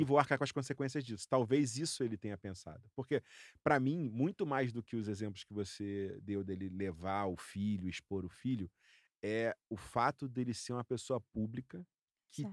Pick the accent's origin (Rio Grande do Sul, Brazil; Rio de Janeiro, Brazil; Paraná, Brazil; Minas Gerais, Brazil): Rio de Janeiro, Brazil; eu sou flamenguista, eu sou carioca.